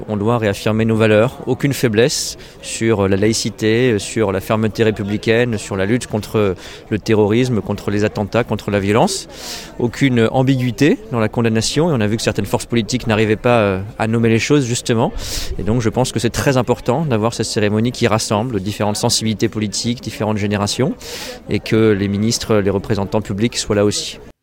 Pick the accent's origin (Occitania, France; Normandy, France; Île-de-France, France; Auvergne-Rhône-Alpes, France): Île-de-France, France; Paris; en tant que citoyen euh, français euh, et puis en tant que parisien